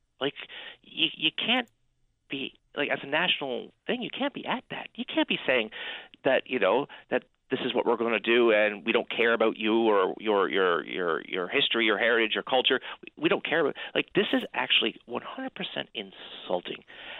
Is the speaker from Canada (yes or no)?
yes; Newfoundland and Labrador, Canada; Well, I was born and raised in Labrador. Labrador's my home. Labrador's my part of my identity and my culture.